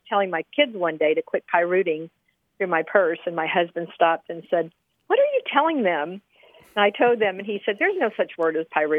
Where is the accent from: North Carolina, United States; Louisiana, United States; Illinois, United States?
Louisiana, United States; New Orleans; I'm from New Orleans originally.